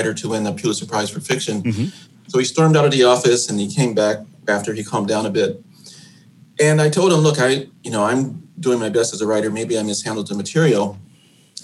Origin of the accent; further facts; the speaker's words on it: Chicago, Illinois, United States; my experiences growing up on the South Side of Chicago.